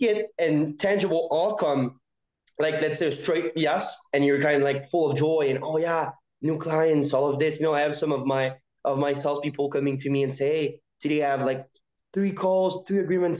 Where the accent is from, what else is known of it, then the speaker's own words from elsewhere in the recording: Montreal, Quebec, Canada; born and raised in Montreal